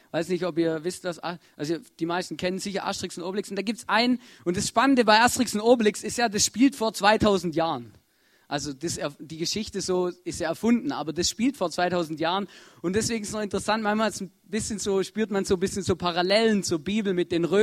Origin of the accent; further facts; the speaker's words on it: Germany; moved away; ich komme ja ursprünglich aus Deutschland, da gibt es auch ein Erntedankfest, aber das ist im Herbst.